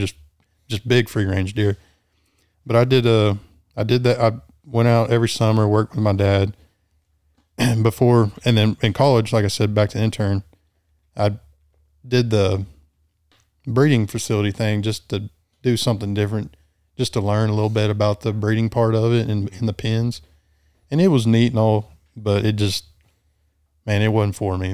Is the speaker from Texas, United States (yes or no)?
yes; Bronte, near San Angelo, Texas, United States; I grew up in between Bryant and Blackwell, Bryant, about thirty miles north of San Angelo